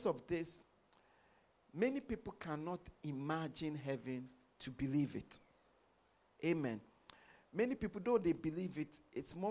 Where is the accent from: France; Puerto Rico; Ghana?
Ghana; moved away as an adult; also born or lived in London; I was born in Ghana. I grew up in Ghana